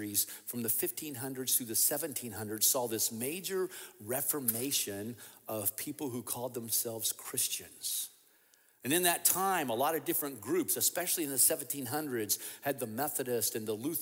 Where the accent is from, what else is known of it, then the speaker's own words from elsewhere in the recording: Kentucky, United States; my home state, for example, Kentucky